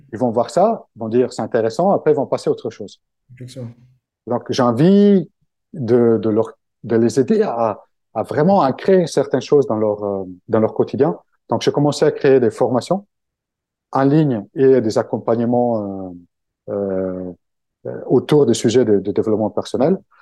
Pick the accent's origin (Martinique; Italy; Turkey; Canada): Italy; French is a second language; moved away as an adult; now in Paris, France; je suis italien, donc euh, français, euh, le français c'est un peu ma deuxième langue. Ça fait quand même 20 ans que j'habite à Paris